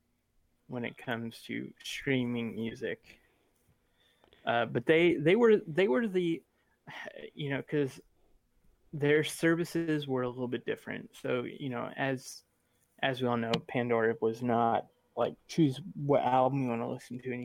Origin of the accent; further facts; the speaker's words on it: Sweden; I'm from Sweden